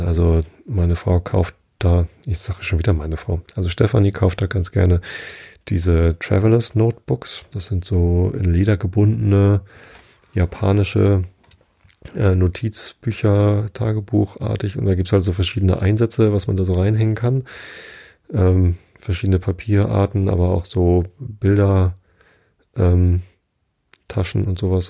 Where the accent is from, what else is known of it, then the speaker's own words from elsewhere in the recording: Hamburg, Germany; wir kommen aus Hamburg